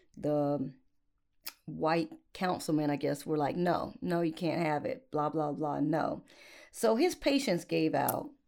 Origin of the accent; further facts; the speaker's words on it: Upstate South Carolina, United States; accent: country; right at my neck of the woods